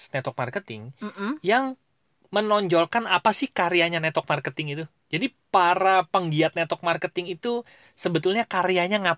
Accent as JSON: {"language": "Indonesian", "town": "Cilegon", "region": "Banten", "country": "Indonesia", "said": "karena gue baru deket ke komunitas uh, daerah gue lah ya Cilegon"}